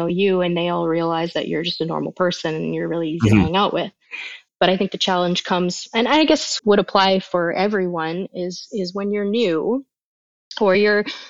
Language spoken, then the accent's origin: English; Canada; being Canadian and living in Canada